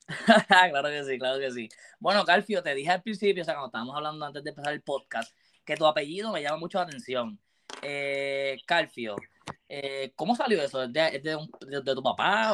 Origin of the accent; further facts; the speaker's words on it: Puerto Rico; yo siendo puertorriqueño, viste, me crié con, Puerto, con reggaetón